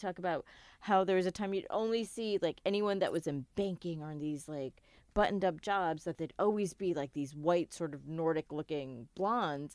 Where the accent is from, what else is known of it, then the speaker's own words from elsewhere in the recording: United States; I'm a South Asian American